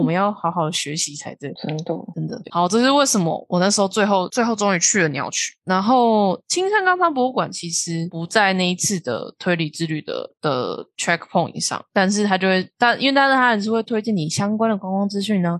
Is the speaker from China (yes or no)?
no; Taiwan; 身为一个台湾人